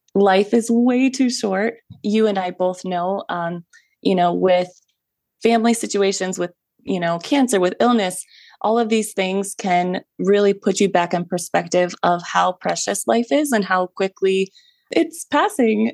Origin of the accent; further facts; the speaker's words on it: Ohio, United States; I was born and raised in Ohio